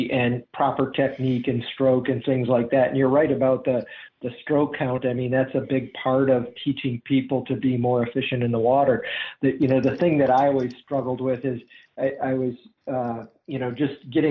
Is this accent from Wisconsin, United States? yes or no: yes; Wisconsin, United States; now in Charlotte, United States; I grew up in Wisconsin